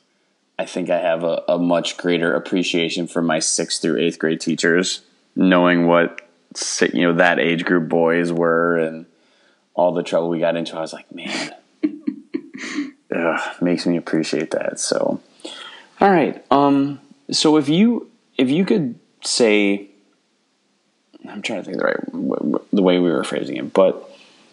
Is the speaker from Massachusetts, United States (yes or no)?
no; small town Wisconsin, United States; I grew up small town Wisconsin